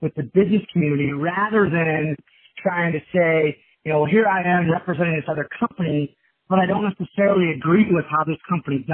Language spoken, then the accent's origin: English; Kansas City, United States; now in Chicago, United States; growing up in Kansas City, my father owned a commercial flooring business